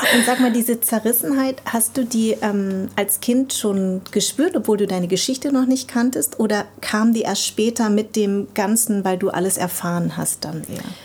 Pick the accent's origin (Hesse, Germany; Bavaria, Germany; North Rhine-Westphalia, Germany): Hesse, Germany; Darmstadt; born or raised there